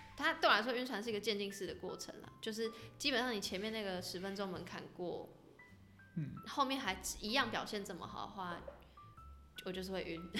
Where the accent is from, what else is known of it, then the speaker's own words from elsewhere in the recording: Taipei, Taiwan; 我身为一个台北人，我对西门的那些小巷很不熟